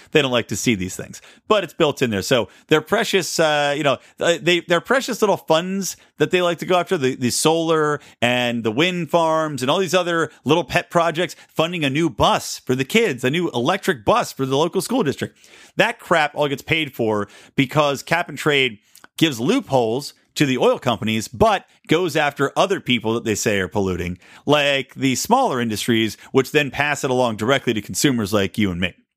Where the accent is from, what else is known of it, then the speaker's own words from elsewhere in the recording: California, United States; my home state